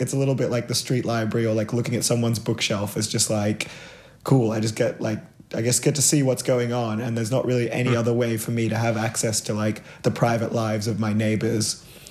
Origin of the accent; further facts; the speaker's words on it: Gold Coast, Queensland, Australia; now in Sydney, Australia; I grew up on the Gold Coast